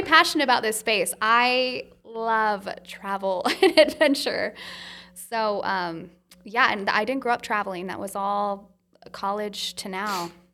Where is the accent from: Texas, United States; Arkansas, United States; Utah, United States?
Utah, United States; I'm from Utah